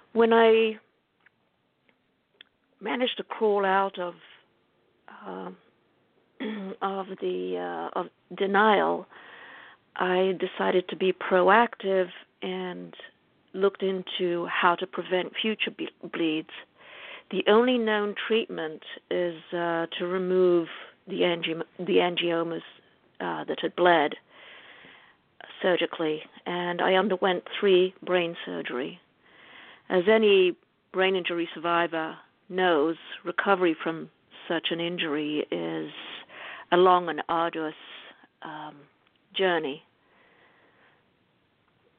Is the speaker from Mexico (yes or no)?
no; Israel; moved away as an adult; also born or lived in England; now in United States; I was born in England and grew up in Israel. I came to the U.S.